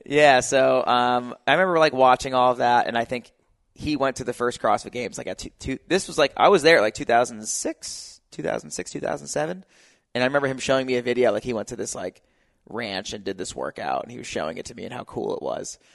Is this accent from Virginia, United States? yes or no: no; New Jersey, United States; now in California, United States; I'm from New Jersey